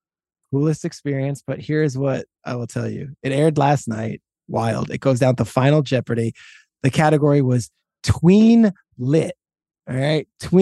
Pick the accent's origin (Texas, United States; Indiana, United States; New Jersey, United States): New Jersey, United States; Freehold; we were growing up in Freehold, New Jersey.